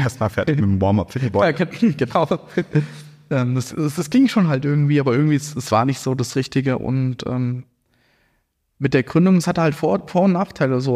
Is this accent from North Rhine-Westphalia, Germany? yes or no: no; Hesse, Germany; now in Frankfurt, Germany; ich bin ja hier in Hessen auch aufgewachsen